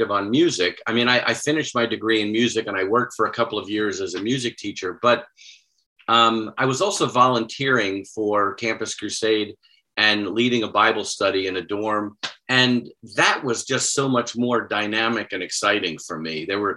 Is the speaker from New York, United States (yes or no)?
yes; near North Babylon, Long Island, New York, United States; moved away; I grew up not far from North Babylon